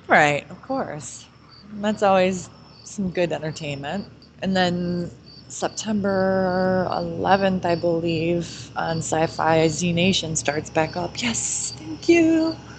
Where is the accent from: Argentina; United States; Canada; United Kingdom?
United States; Detroit, Michigan; we're from Detroit